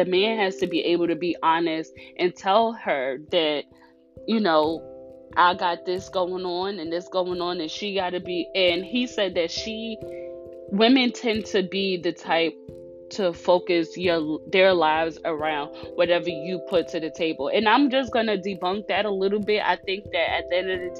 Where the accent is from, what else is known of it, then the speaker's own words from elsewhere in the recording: New York, United States; I'm from New York.